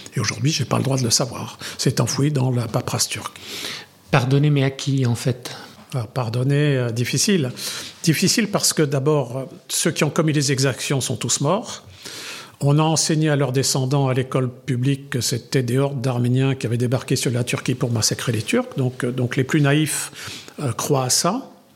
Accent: France; Je suis, je suis arménien culturellement jusqu'au fond de mes tripes. Je suis français parce que c'est mon pays

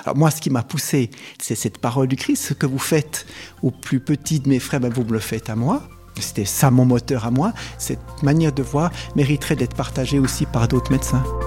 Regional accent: Switzerland; chez nous en Suisse

